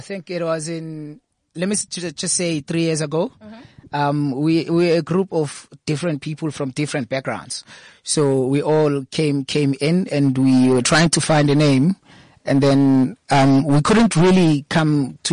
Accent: Vosloorus, Gauteng, South Africa; we're all from Fos Loris

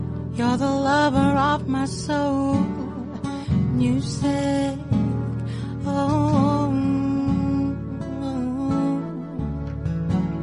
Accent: Cape Town, Western Cape, South Africa; first language Xhosa; English is a second language; back home in Cape Town, uh-huh, where I was born and raised.

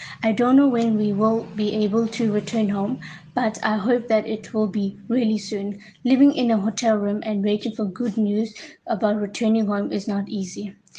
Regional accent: KwaZulu-Natal, South Africa; I'm from KwaZulu-Natal. I'm with my parents … We are in Madurai, Tamil Nadu, India, unable to return home due to the lockdown.

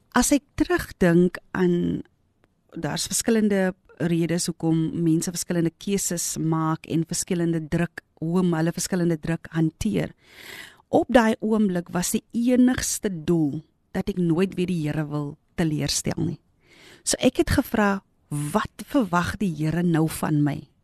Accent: Grabouw, Western Cape, South Africa; my geboortedorp. Ek het daar groot geword met my moeder en my vader.

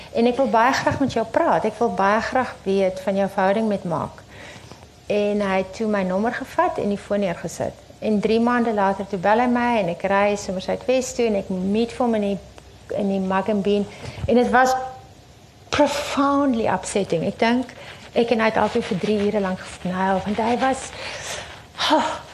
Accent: Wellington, Western Cape, South Africa; my tuisdorp connection in Wellington

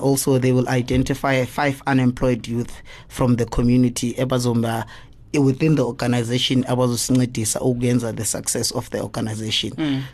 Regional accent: East Rand, Gauteng, South Africa; I'm from the East Rand. What, 55. Mm. Yes, I was born and bred there. I grew up there

